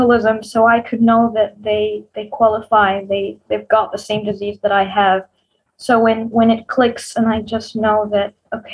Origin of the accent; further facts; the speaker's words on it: Egypt; I'm from Egypt.